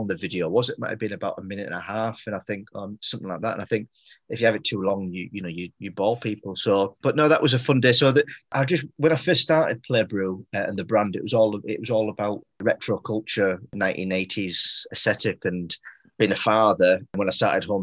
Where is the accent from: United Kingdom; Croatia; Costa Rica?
United Kingdom; Middlesbrough, North East England; moved away; also born or lived in Leeds; Middlesbrough, I mean, I chose it because, like I say, it's my hometown.